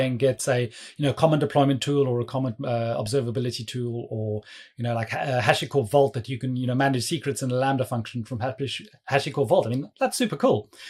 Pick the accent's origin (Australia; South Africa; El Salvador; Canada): South Africa; now in London, United Kingdom; I'm based in London. Um, but yeah, please don't let my accent fool you. I'm actually originally from South Africa